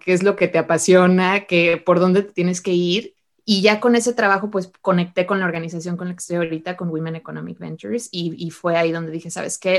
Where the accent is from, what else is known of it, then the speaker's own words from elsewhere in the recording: Mexico; moved away as an adult; also born or lived in Utah, United States; now in United States; cómo llegué de México a, Estados Unidos a estudiar la carrera